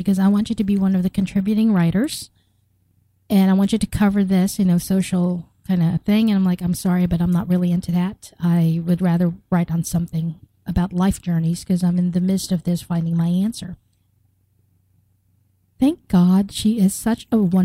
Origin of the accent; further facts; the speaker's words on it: United States; also born or lived in Philippines; I grew up here in the United States.